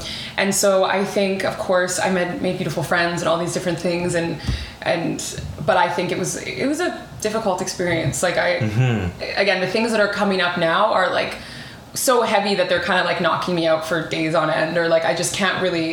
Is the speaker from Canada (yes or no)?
yes; White Rock, British Columbia, Canada; now in Vancouver, Canada; I grew up in a small city called White Rock.